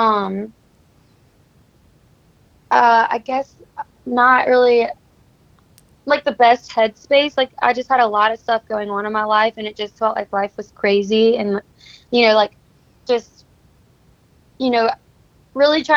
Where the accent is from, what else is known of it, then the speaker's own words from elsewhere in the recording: Livingston, Louisiana, United States; moved away as an adult; now in Nashville, United States; I am from Livingston, Louisiana, which is a really small town, and I got my start in music, I guess I would say I grew up, you know, singing in church